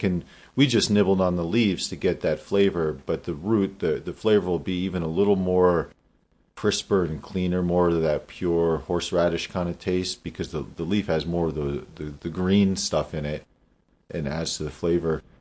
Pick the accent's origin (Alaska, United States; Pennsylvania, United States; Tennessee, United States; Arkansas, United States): Pennsylvania, United States; Damascus; born or raised there